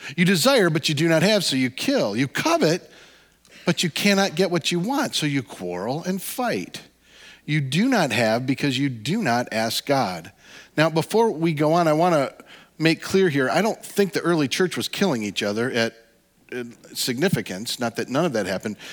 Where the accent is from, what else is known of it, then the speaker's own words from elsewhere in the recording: Midwest, United States; we're all from the Midwest